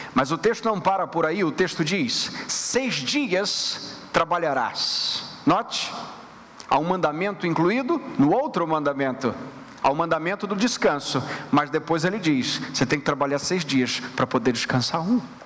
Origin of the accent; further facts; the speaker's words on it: Rio de Janeiro, Brazil; moved away; nós que viemos do Rio de Janeiro